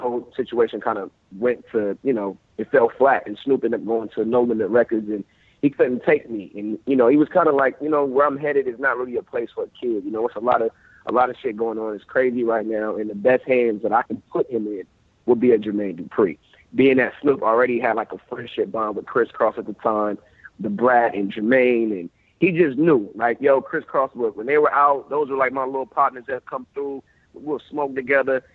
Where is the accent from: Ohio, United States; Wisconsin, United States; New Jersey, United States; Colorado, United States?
Ohio, United States; Columbus; I was in my hometown of Columbus, Ohio